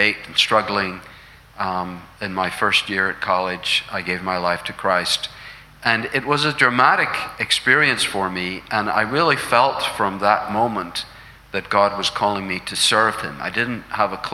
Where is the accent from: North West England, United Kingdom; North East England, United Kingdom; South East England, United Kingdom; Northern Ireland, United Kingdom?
Northern Ireland, United Kingdom; Londonderry; I was born 1954 in Londonderry, which is up in the northwest there near Donegal